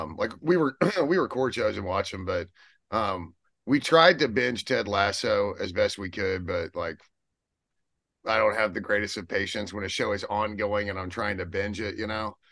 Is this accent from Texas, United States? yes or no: yes; Odessa, Texas, United States; I'm from Odessa